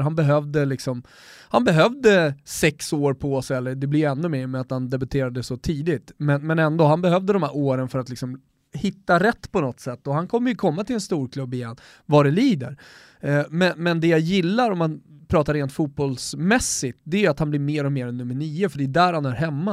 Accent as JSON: {"language": "Swedish", "country": "Sweden", "said": "som svensk"}